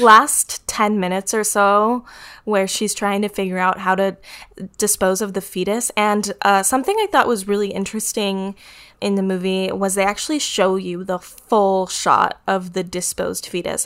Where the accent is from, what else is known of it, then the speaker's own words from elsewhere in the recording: United States; I'm American